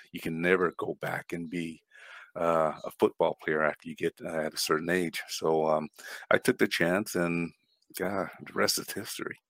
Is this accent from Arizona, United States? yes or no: yes; Flagstaff, Arizona, United States; moved away as an adult; also born or lived in Winnipeg, Manitoba; Born an American citizen, born in Flagstaff, Arizona, right, uh, born and raised and went all my schooling there